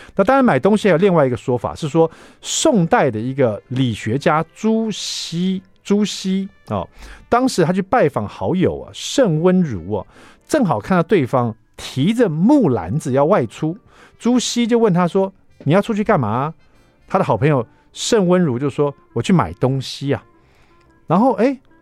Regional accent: Taiwan; 就是有关于我们台湾人很爱吃的九层塔

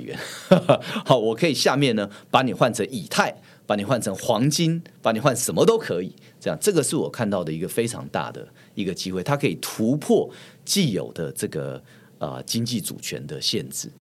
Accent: Taiwan; 我们台湾人

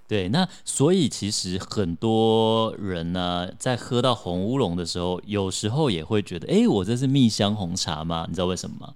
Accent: Taiwan; 我土生土长台湾男孩

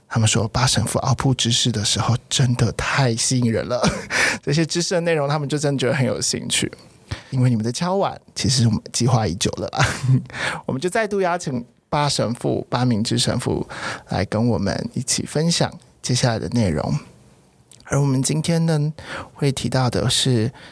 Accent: Taiwan; 土生土长的台湾人， 所以小时候我爸妈都是一直都是佛道教的，就是民间信仰

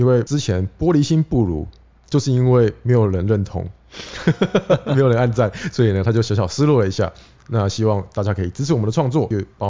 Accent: Taiwan; 因为我是台湾人呢，台湾人学的嘛是。

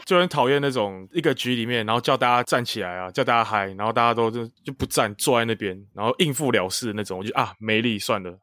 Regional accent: northern Taiwan, Taiwan; 我们北部人嘛，北部人大家都去这几个

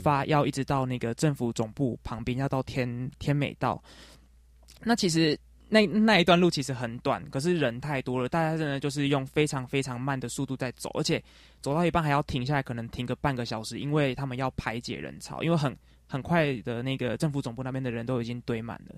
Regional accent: Taiwan; 我说我是从台湾来的

